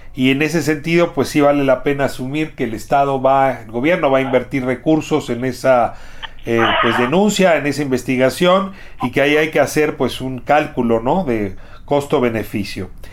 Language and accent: Spanish; Mexico; como ciudadano mexicano